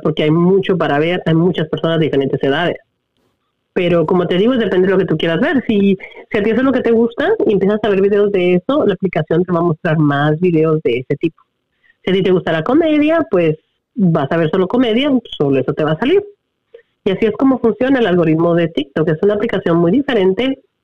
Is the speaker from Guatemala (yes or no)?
yes; Guatemala; first language Spanish; now in United States; yo obvio nací en Guatemala, mi primer lenguaje es español